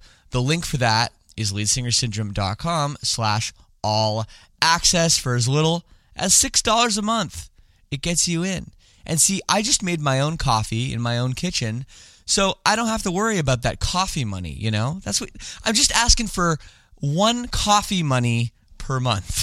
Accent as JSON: {"language": "English", "town": "Toronto", "region": "Ontario", "country": "Canada", "tie": "born or raised there", "also_born_or_lived": "Scarborough", "said": "I grew up in the West Side"}